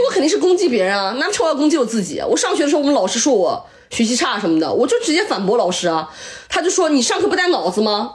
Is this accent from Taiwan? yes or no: no; Shanxi, China; 原来我是山西人